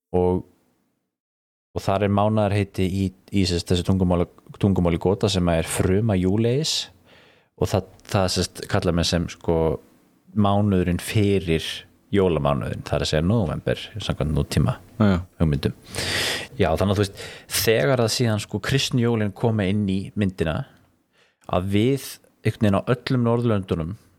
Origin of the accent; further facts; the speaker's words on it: Iceland; alast upp á Íslandi á þeim tíma sem að ég var alast upp